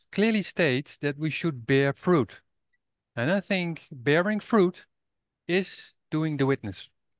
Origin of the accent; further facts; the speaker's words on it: Netherlands; moved away as an adult; now in Portugal; I grew up in the Netherlands. And last year, I moved to Portugal.